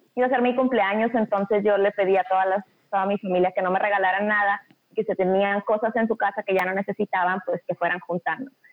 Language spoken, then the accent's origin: Spanish; Monterrey, Nuevo León, Mexico; moved away as an adult; now in Australia; yo soy de Monterrey también, pero tengo casi nueve años que vivo en Australia con mi esposo y mis hijos